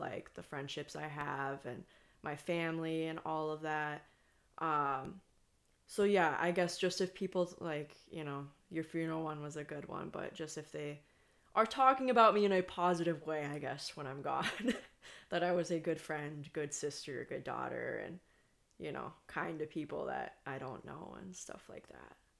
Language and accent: English; United States; also born or lived in Iceland; me as the American